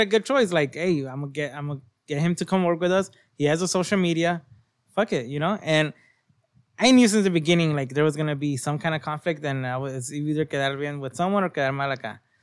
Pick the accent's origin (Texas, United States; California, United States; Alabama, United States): California, United States; Long Beach; I'm from Long Beach